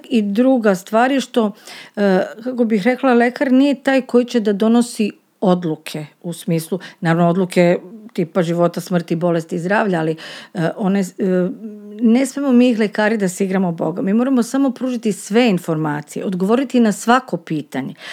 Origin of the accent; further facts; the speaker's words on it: Serbia; kod nas u Srbiji ne postoje protokoli